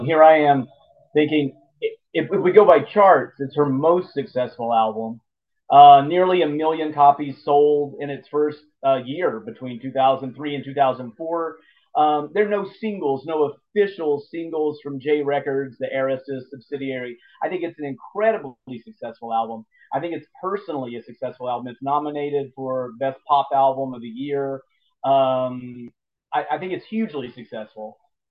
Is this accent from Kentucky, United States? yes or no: yes; Lexington, Kentucky, United States; my hometown here in Lexington